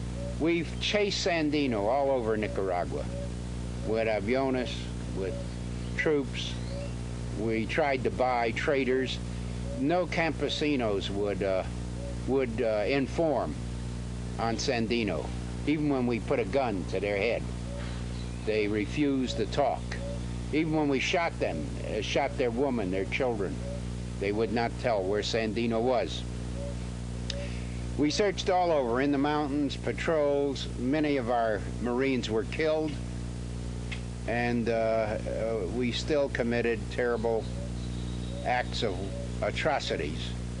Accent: New York, United States; born there; I was born in New York in the United States of America of working class parents.

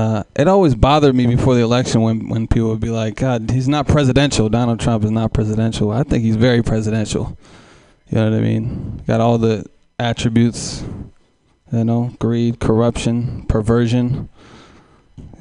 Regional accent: Oakland, California, United States; I'm from Oakland, East Oakland, California

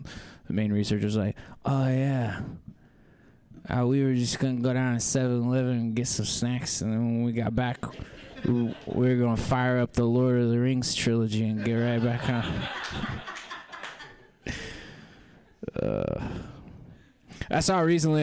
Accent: South Central Kansas, United States; moved away; also born or lived in Jacksonville, North Carolina; I'm from South Central, Kansas

